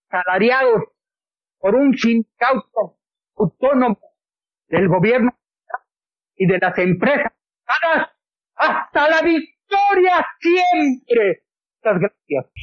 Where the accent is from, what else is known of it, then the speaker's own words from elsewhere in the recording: Mexico; estamos hermanados porque somos mexicanos